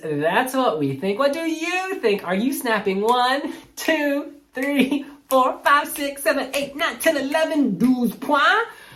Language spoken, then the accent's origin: English; United States; I'm American